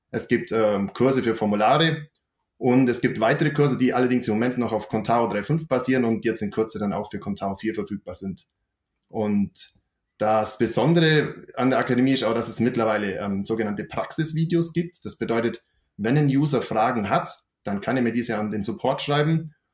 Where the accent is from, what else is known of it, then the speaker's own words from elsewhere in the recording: Bavaria, Germany; accent: Allgäu dialect; Ich komme hier aus dem Allgäu. Man hört sicher auch an meinem Dialekt.